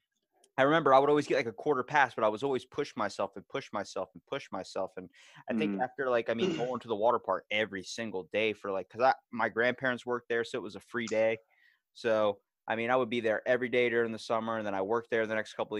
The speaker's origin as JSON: {"language": "English", "town": "Ocean City", "region": "Maryland", "country": "United States", "said": "I am from Ocean City, Maryland"}